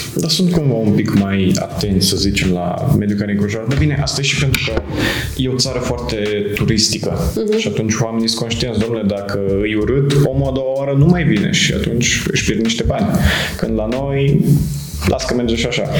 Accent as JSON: {"language": "Romanian", "region": "Moldavia", "country": "Romania", "moved": "yes", "lives_now": "Cluj-Napoca, Romania", "said": "eu vin din Moldova și acolo, bine, și de la școală suntem învățați cumva să ne descurcăm noi"}